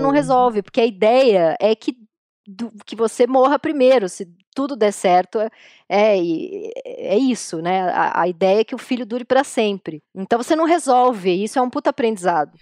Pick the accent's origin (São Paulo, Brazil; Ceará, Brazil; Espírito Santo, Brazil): São Paulo, Brazil; Apesar da gente ter nascido em São Paulo, mas a gente vem da Zona Leste